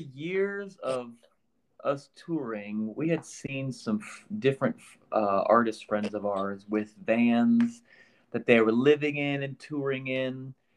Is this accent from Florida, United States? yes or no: no; Iowa, United States; moved away as an adult; now in Nashville, United States; I uh, grew up in Iowa